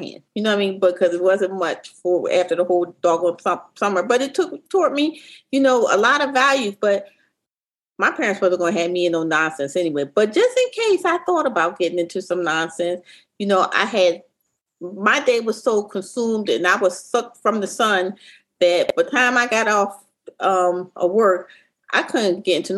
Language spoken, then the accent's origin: English; Philadelphia, Pennsylvania, United States; I grew up in Philadelphia, I grew up in North Philadelphia